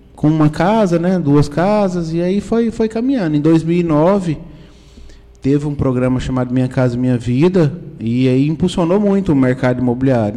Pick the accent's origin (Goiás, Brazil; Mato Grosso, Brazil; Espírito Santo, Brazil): Goiás, Brazil; Caldas Novas; also born or lived in Brasília; nasci em Caldas, Caldas Novas, morei quatro anos em Brasília, né? mas a minha vida é, sempre foi, sempre foi em Caldas Novas